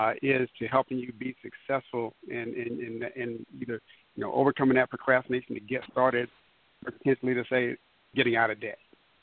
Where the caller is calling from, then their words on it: Culpeper, Virginia, United States; calling from Culpeper, Virginia.